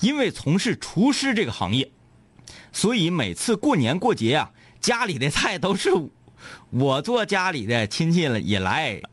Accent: Northeast China, China

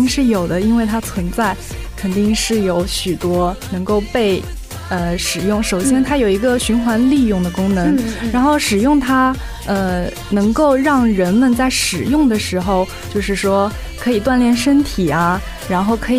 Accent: Ningbo, Zhejiang, China; 我的家乡是在宁波。

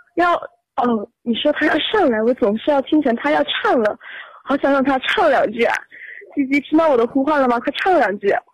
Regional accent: Sichuan, China; 因为我是四川人

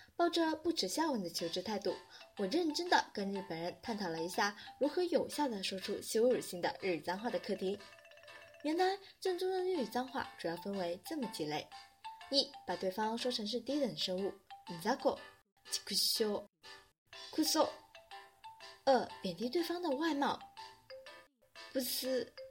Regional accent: China; 我们中国人

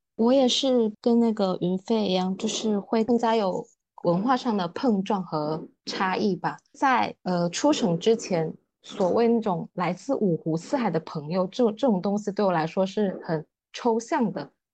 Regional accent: Fujian, China; moved away as an adult; also born or lived in Nanchang; 福建、闽南这个地方对我来说的意义是真的跟别人很不一样

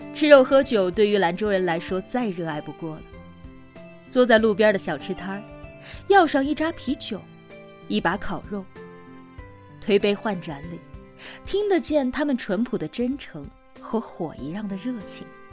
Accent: Lanzhou, Gansu, China; 兰州啊，不仅是我的家乡还是我的青春

